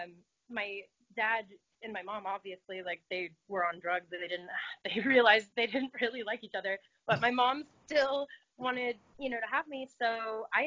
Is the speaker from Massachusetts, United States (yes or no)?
no; Los Angeles, California, United States; I grew up in the Valley. So I think just as a Valley girl at heart